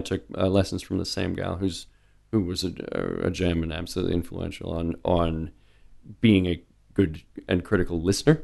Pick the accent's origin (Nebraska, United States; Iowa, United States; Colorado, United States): Nebraska, United States; Omaha; also born or lived in North Dakota / Little Rock, Arkansas; I've been in Omaha since I was five